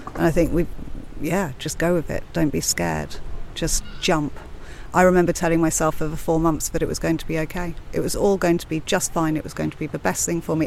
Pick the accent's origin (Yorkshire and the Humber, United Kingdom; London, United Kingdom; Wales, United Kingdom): London, United Kingdom; also born or lived in Cyprus; now in Ibiza, Spain; I'm from London, from Blackheath originally, and I moved to Ibiza.